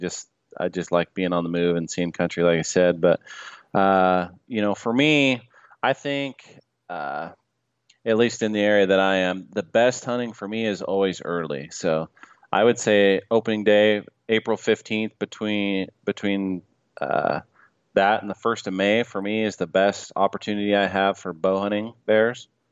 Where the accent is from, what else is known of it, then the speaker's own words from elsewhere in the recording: Salmon, Idaho, United States; I grew up in Salmon, Idaho